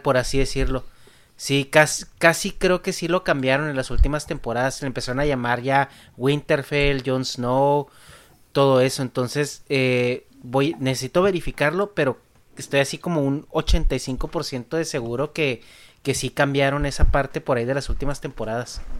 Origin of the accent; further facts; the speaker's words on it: Mexico; en México pues tenemos ciertas expresiones